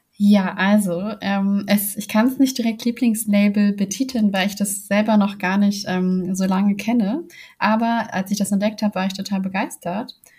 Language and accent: German; Hamburg, Germany; ich komme aus Hamburg